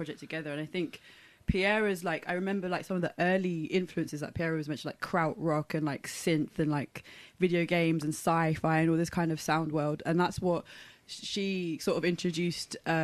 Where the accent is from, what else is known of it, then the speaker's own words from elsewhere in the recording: Birmingham, West Midlands, United Kingdom; Unprocedure is Birmingham based. We're from Birmingham.